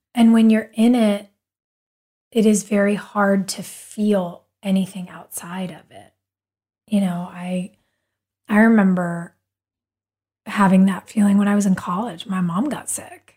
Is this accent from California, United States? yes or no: no; Wilmington, North Carolina, United States; we grew up in Wilmington